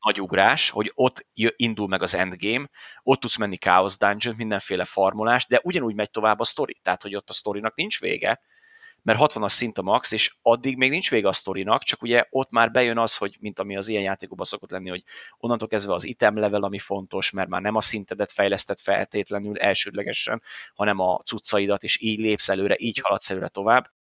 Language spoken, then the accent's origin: Hungarian; Hungary; magyarok vagyunk